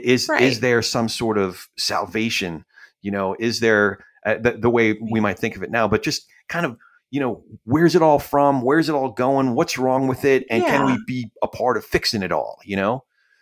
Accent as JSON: {"language": "English", "region": "New Jersey", "country": "United States", "tie": "born or raised there", "said": "And then by the time I was six, we moved out to Central New Jersey. So I grew up mostly in New Jersey. And you're probably way too young for this, but if you've ever heard the song … that's actually my hometown."}